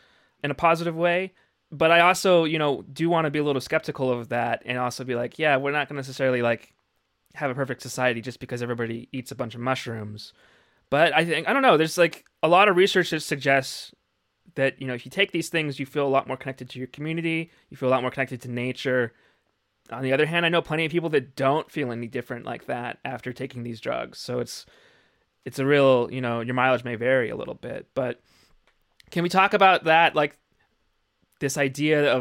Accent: Arizona, United States; I'm from Arizona

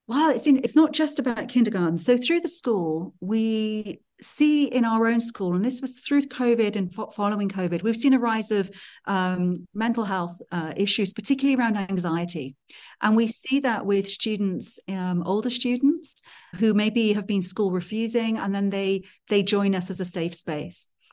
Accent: Wales, United Kingdom; now in Switzerland; I grew up in Wales in the mountains

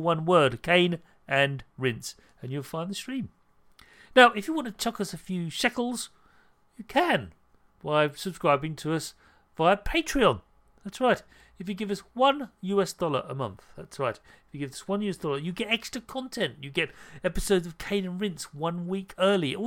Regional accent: United Kingdom; I'm British

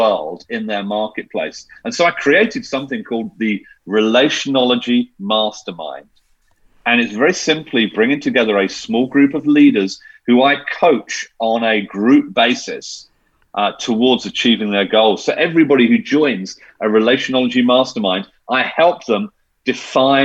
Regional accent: United Kingdom; I'm being very British

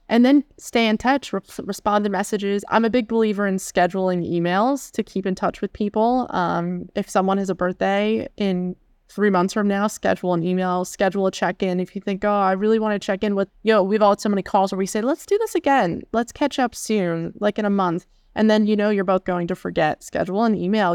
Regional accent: Pittsburgh, Pennsylvania, United States; moved away as an adult; also born or lived in Seattle / Chicago; I'm from Western P A originally, the Pittsburgh area, and I went to college in the area as well

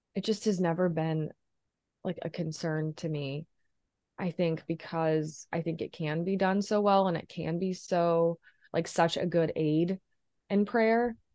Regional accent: Midwest small town, United States; moved away as an adult; now in Chicago, United States; Catholic church in a Midwest small town

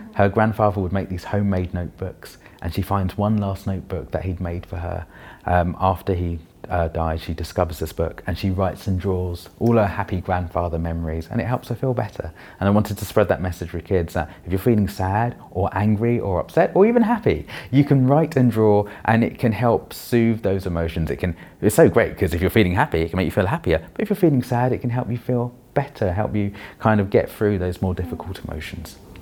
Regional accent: London, United Kingdom; also born or lived in Wandsworth, London; I grew up in Roehampton in London, the last village in London apparently

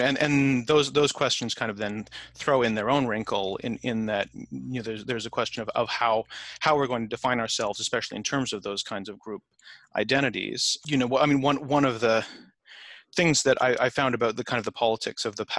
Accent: Canada; now in United States; I'm an immigrant to the US, but I'm an immigrant from Canada.

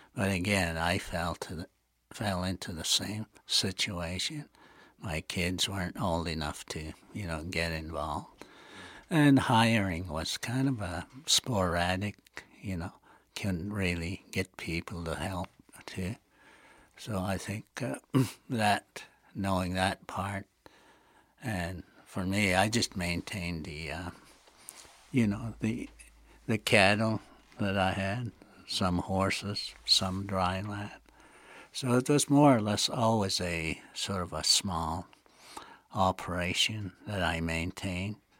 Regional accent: Blood Tribe, Alberta, Canada; in our community, the Blood Tribe.

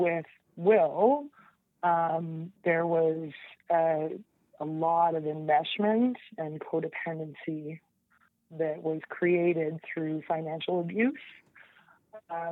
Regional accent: Lower Mainland, British Columbia, Canada; I grew up in the Lower Mainland or the Pacific Northwest.

